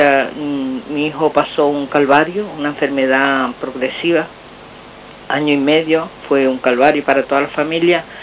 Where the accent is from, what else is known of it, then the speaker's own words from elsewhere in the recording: Lugo, Galicia, Spain; de Lugo.